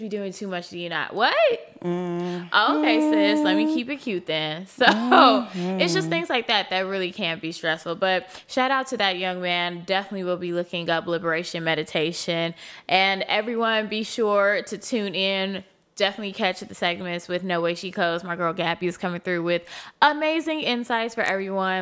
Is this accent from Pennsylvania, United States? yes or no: no; Chicago, Illinois, United States; I'm also from Chicago. So I was born and raised on the South